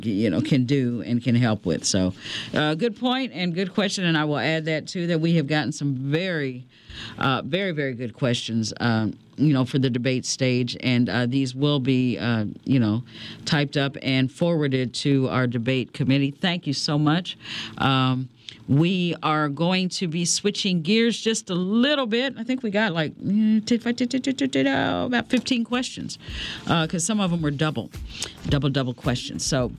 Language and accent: English; Ohio Valley, United States; now in Indianapolis, United States; I grew up in the Ohio Valley area, and where my hometown was, nobody will know it. But anyway, we were in dual market because we were 50 miles from Cincinnati and 35 miles from Louisville.